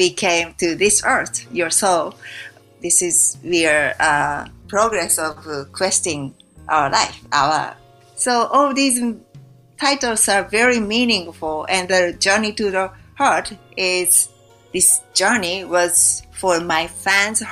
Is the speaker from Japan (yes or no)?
yes; Japan; I was raised in Japan